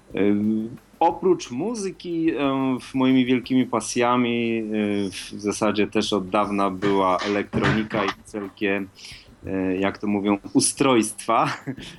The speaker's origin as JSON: {"language": "Polish", "town": "Wrocław", "region": "Lower Silesian Voivodeship", "country": "Poland", "said": "ja jestem z Wrocławia"}